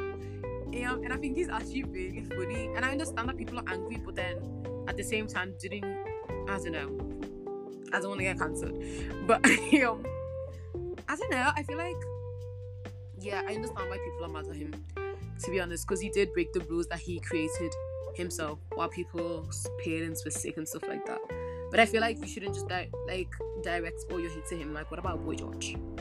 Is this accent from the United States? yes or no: no; Ghana; I'm from Ghana. I gotta represent my country